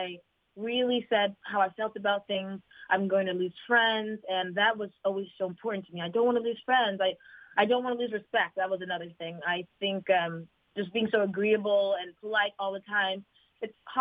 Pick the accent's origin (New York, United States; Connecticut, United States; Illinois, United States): Connecticut, United States; Fairfield; born or raised there; moved away as an adult; now in Los Angeles, United States